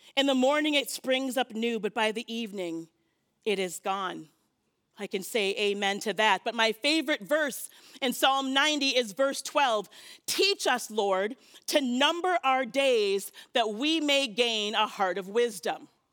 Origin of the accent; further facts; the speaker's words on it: Minnesota, United States; I'm Minnesotan